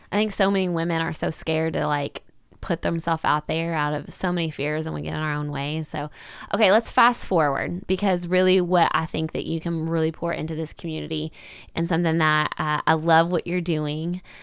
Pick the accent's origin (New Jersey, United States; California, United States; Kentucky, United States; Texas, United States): Kentucky, United States; Owensboro; here in my hometown of Owensboro, Kentucky